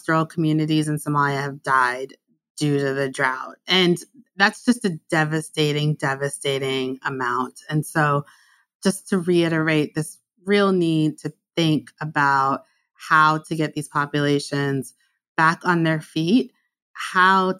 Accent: United States; I'm American

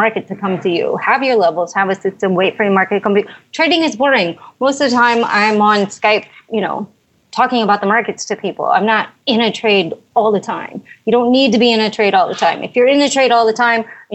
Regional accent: Chicago, Illinois, United States; moved away; I was from Chicago

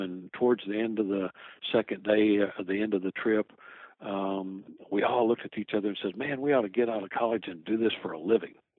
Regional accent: Lowell, Arkansas, United States; also born or lived in Fort Knox, Kentucky; I was pretty much raised in Lowell, Arkansas, on a farm

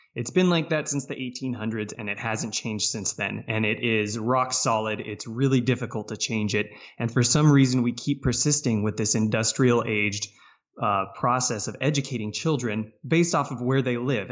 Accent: Valencia, California, United States; moved away as an adult; also born or lived in Philadelphia; I came from Southern California. That's where I grew up. Town called Valencia, which about forty minutes north of L

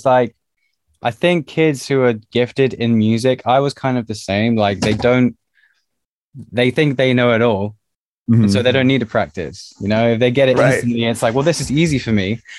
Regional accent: Tottenham, London, United Kingdom; also born or lived in Liverpool; I was born there. My parents moved down to London when I was about one.

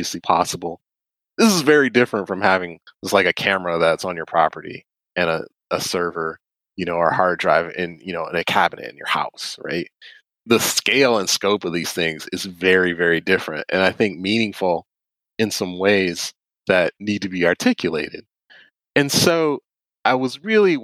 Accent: Detroit, Michigan, United States; I grew up in Detroit

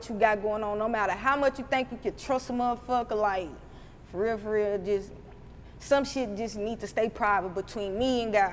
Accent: Huntsville, Alabama, United States; accent: Alabama accent; country; I opened up my first storefront in my hometown, Huntsville, in January

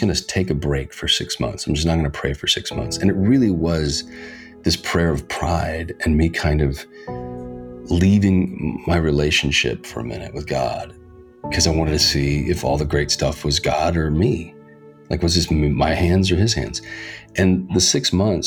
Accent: Reno, Nevada, United States; born or raised there; now in Hollywood, United States

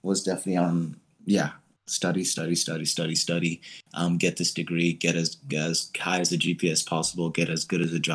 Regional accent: Frisco, Texas, United States; also born or lived in Manhattan, Kansas; I spent the majority of my life in Dallas, Texas, up in Frisco.

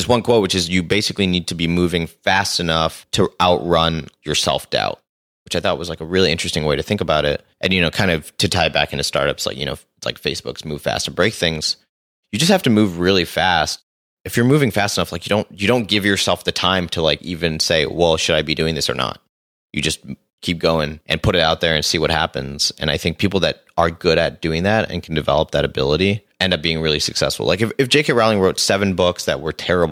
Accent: Singapore; moved away as an adult; also born or lived in Los Angeles, United States; So I grew up in Singapore and then I moved to LA to go to school.

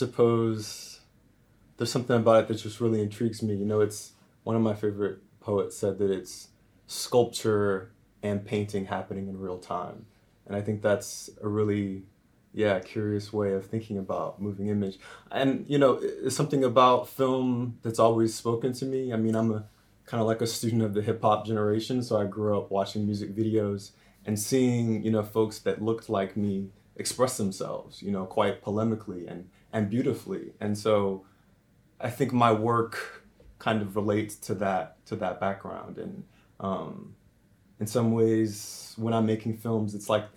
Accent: Richmond, Virginia, United States; moved away as an adult; also born or lived in Ashland, Virginia; now in Cambridge, United Kingdom; Originally, I'm from Richmond, Virginia. Actually, by way of a smaller town called Ashland

